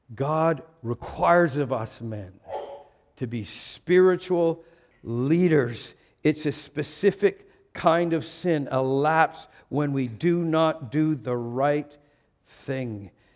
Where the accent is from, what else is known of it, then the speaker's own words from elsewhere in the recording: Vancouver, British Columbia, Canada; moved away; I was born in Vancouver and became an American in two thousand and five